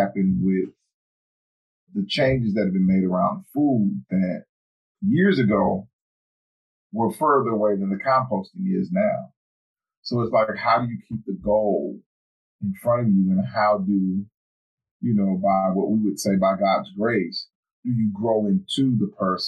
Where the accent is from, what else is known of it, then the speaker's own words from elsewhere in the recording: the South, United States; where we come from and being from the South